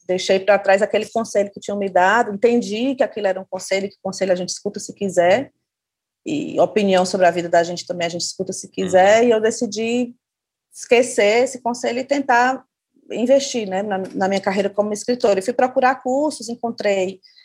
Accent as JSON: {"language": "Portuguese", "town": "Fortaleza", "region": "Ceará", "country": "Brazil", "said": "eu moro em Fortaleza, sou de Fortaleza, no Ceará"}